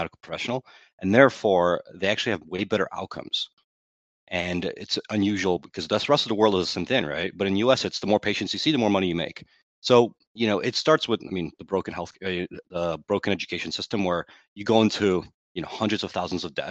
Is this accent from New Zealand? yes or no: no; Ukraine; now in United States; I was born in Ukraine